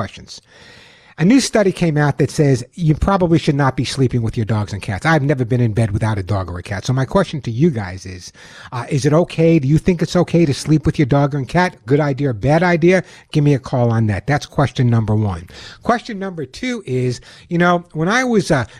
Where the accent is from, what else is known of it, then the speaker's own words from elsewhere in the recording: Long Island, New York, United States; When I was growing up on Long Island, although you never know by my accent, but when I was growing up on Long Island